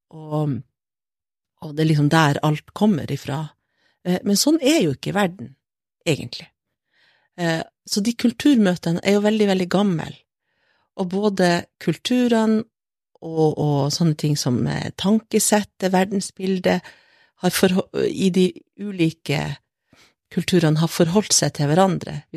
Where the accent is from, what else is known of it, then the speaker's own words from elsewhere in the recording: Northern Norway, Norway; Og jeg er samisk, men jeg er også et nordlig menneske, og jeg insisterer på å være det